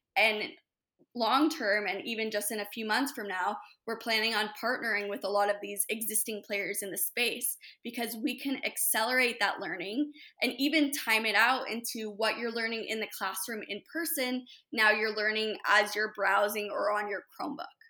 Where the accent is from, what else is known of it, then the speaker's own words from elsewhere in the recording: Hermosa Beach, California, United States; also born or lived in upstate New York; I'm born and raised in Hermosa Beach. So L A native